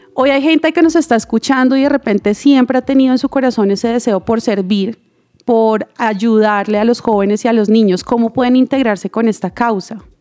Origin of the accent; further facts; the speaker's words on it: Bogotá, Colombia; also born or lived in Santander; yo nací en Bogotá, pero toda mi familia es santanderiana